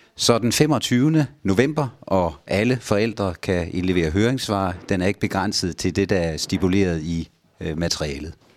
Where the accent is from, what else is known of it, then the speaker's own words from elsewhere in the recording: Holme-Olstrup, Zealand, Denmark; ude fra Holme-Olstrup, hvor jeg kommer fra